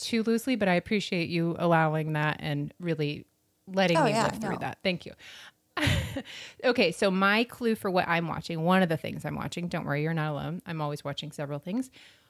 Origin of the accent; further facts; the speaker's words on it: Florida, United States; I'm from Florida.